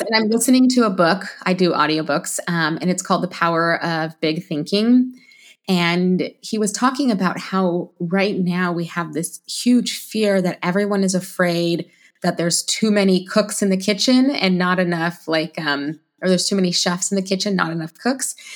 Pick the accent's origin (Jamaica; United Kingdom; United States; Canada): United States; Alaska; also born or lived in Florida; I'm from Alaska